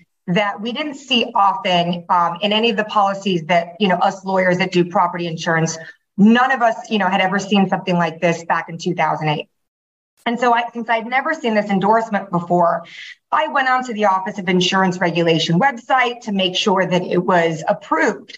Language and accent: English; Taiwan; now in Miami, United States; I'm from Taiwan originally